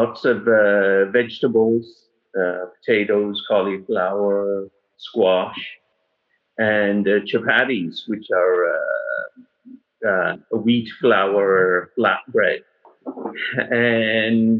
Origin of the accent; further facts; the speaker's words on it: England, United Kingdom; when I was growing up in England